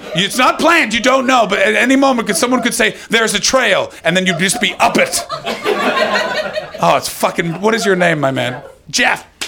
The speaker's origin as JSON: {"language": "English", "area": "near Chorley", "region": "North West England", "country": "United Kingdom", "said": "Near Chorley"}